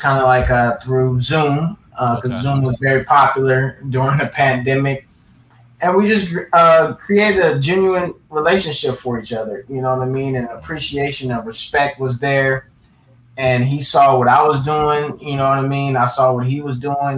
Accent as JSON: {"language": "English", "town": "Los Angeles", "region": "California", "country": "United States", "tie": "born or raised there", "also_born_or_lived": "Fresno, California / Granada Hills, Los Angeles", "said": "I was born in Watts, and I currently reside in the Valley, Granada Hills, but I was born in Watts and raised pretty much between South Central and up north in Fresno."}